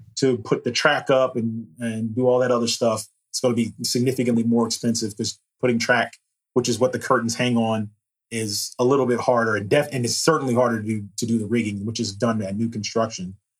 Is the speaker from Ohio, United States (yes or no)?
no; Hampton, Virginia, United States; now in Richmond, United States; I'm from Hampton, Virginia